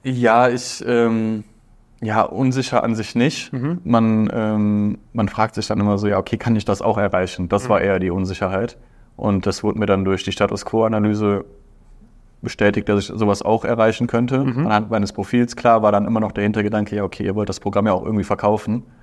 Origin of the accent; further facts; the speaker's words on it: Aachen, North Rhine-Westphalia, Germany; Ich komme aus Aachen.